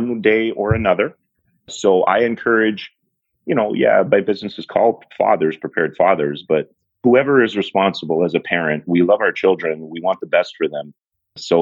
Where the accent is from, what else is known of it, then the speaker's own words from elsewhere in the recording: Toronto, Ontario, Canada; born and raised in Toronto